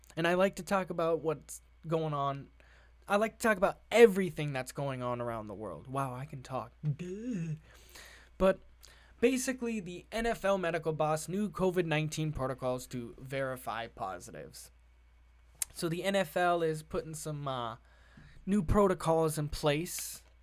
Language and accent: English; Massachusetts, United States; It's, it's calmed down a lot here in the state of Massachusetts, I'm not gonna lie, uh, my home state